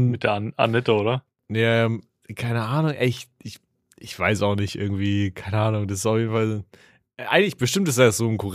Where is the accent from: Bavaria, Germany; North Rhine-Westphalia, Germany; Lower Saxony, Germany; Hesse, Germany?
Bavaria, Germany; Schonungen; ich komme aus Schonungen bei Schweinfurt.